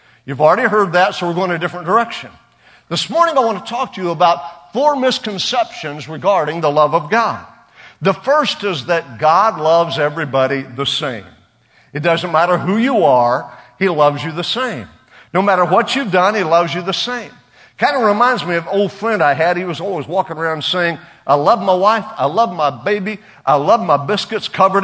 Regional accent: Oklahoma, United States; We're from Oklahoma. It's all right. Every boy has a pocket knife there.

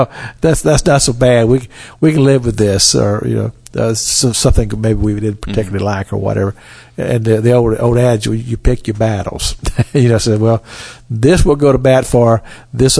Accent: Cynthiana, Kentucky, United States; I grew up in Cynthiana, Kentucky

